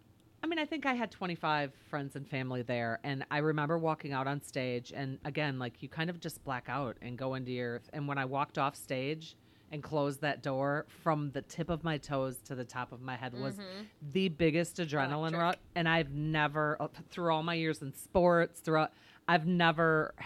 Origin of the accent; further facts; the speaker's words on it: DeForest, Wisconsin, United States; also born or lived in Madison; Track and DeForest, Wisconsin.